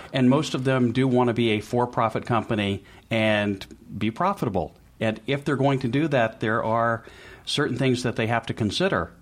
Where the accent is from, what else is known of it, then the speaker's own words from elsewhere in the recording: Memphis, Tennessee, United States; moved away as an adult; now in Boston, United States; I was born in Memphis, Tennessee